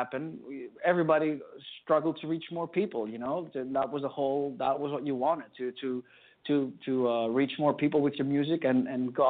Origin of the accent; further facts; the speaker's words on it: Greece; we're from Greece